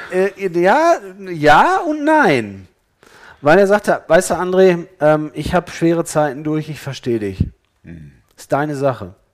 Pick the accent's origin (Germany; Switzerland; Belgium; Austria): Germany; Ennepetal, North Rhine-Westphalia; ich komme aus Ennepetal äh, und ich war in Ennepetal Oberbauer in der Gemeinde